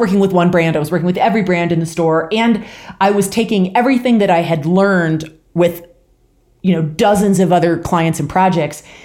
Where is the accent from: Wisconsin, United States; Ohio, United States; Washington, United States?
Washington, United States; rural Washington State, United States; moved away as an adult; also born or lived in Louisiana / Midwest; now in Boulder, United States; I grew up in, uh, rural Washington State, so born and raised in the P N